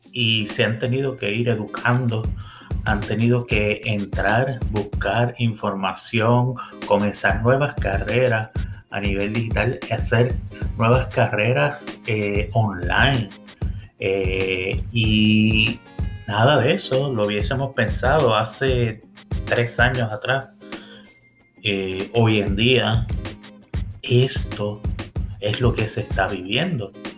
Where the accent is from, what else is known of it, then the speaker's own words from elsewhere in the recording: Puerto Rico; moved away as an adult; also born or lived in Miami; now in Central Florida, United States; yo vengo de una familia de Puerto Rico